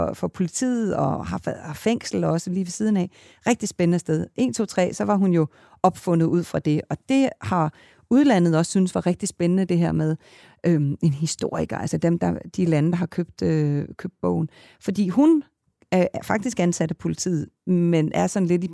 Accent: Kalundborg, Zealand, Denmark; moved away; jeg er født i Kalundborg

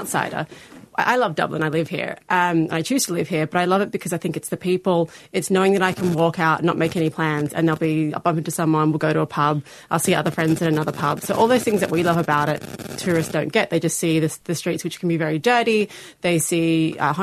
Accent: Sydney, New South Wales, Australia; now in Ireland; I'm from Sydney, big city, and there's always places to go at night

